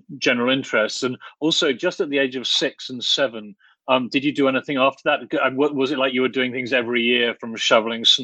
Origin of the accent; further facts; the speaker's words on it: Oxford, South East England, United Kingdom; when I was a boy growing up in Oxford